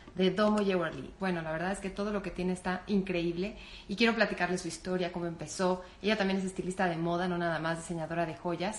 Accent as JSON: {"language": "Spanish", "country": "Mexico"}